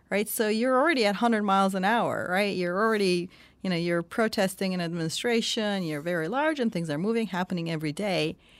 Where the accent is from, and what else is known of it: Turkey; born or raised there; moved away